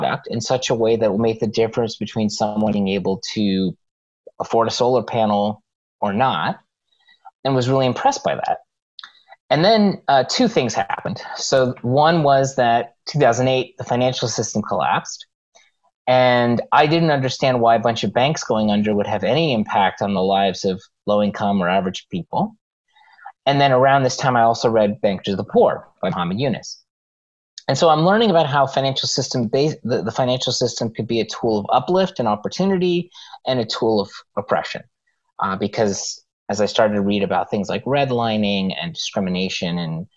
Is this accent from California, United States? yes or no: yes; Los Angeles, California, United States; I grew up in Los Angeles